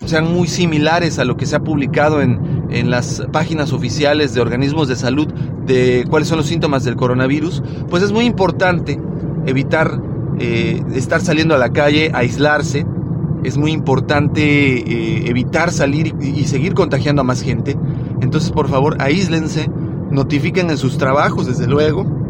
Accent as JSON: {"language": "Spanish", "country": "Mexico", "said": "como buenos mexicanos"}